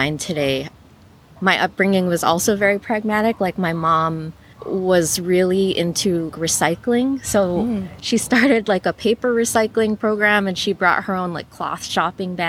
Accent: Honolulu, Hawaii, United States; now in Los Angeles, United States; growing up in Hawaii definitely influenced my mindset

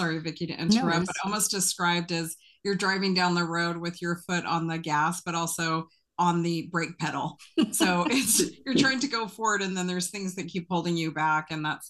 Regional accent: San Francisco Bay Area, California, United States; I'm a native Californian, so I've born and raised in the San Francisco Bay Area.

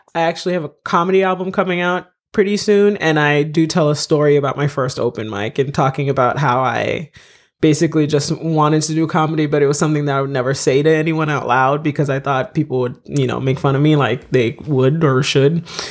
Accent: United States; moved away as an adult; also born or lived in Haiti / Florida / Massachusetts / Boston; now in Los Angeles, United States; I mostly grew up in Florida, in Massachusetts

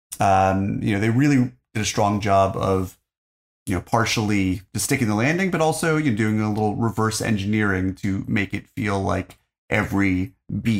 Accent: United States; as an American

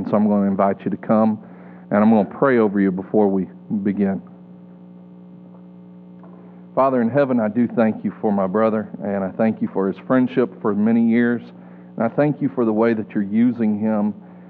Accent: Springdale, Arkansas, United States; I grew up here in Northwest Arkansas in Springdale, graduated from high school in 1991

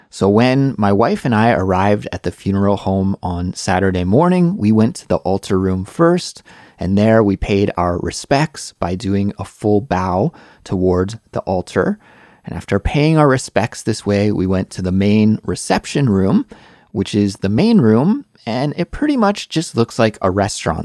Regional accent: Canada; moved away as an adult; now in South Korea; I'm Canadian

